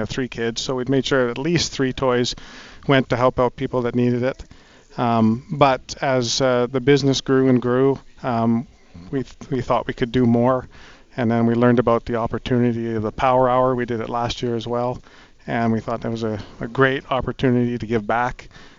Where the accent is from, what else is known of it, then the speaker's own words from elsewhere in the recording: Edmonton, Alberta, Canada; also born or lived in Toronto area, Ontario; I was born in the Toronto area, but I've been here since I've been 10 years old.